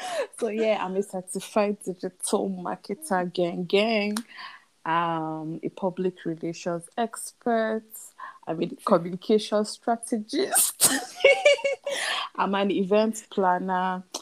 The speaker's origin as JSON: {"language": "English", "region": "Adamawa", "country": "Nigeria", "said": "I'm from Adama State. I'm Fulani by tribe."}